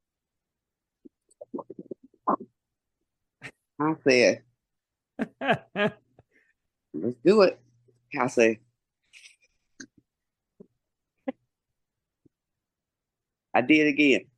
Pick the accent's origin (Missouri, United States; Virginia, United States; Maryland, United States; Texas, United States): Texas, United States; Houston; we're from Texas, Houston. We don't get none of that snow like that unless it's a big ado over here